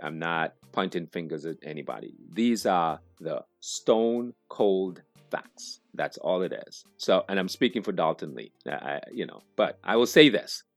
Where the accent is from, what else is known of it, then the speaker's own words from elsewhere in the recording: Montserrat; I'm from Montserrat originally.